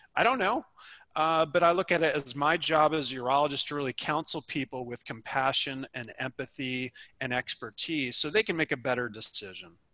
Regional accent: New York, United States; moved away as an adult; also born or lived in Illinois; I'm originally from New York

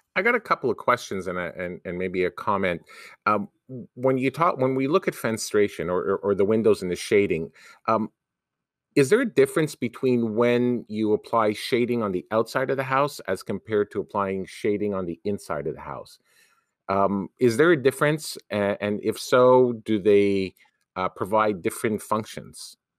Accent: Canada; a Canadian university as a Canadian

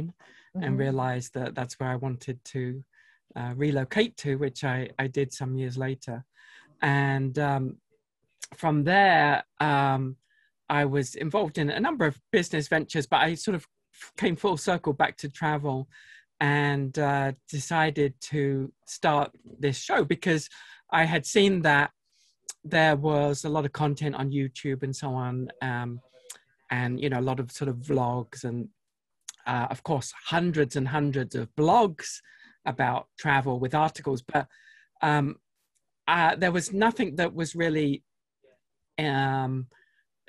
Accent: United Kingdom; now in Salt Lake City, United States; From across the pond originally

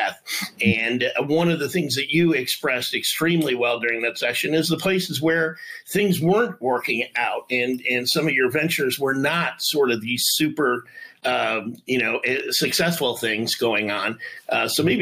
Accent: Detroit, Michigan, United States; I'm from Detroit

